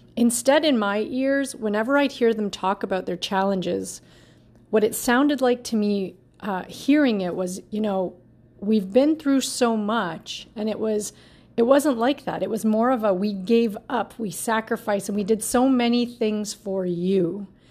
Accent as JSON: {"language": "English", "country": "Canada", "tie": "born or raised there", "said": "I'm always the kid that was born here"}